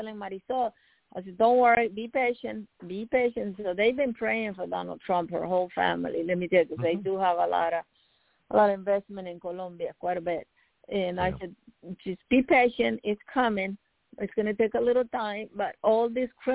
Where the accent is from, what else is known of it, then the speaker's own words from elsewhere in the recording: Nicaragua; now in United States; I grew up, I was born in Nicaragua